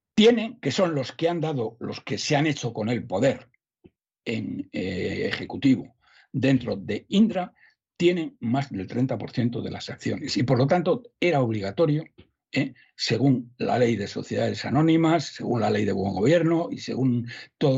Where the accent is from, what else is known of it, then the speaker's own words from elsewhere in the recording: Salamanca, Castile and León, Spain; Eso en mi pueblo, don César, que somos gente muy leída, ¿eh? los ah. de Salamanca, somos gente muy leída